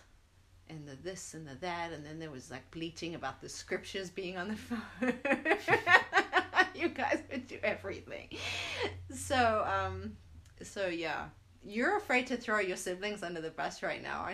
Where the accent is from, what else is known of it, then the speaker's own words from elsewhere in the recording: South Africa; now in United States; growing up in South Africa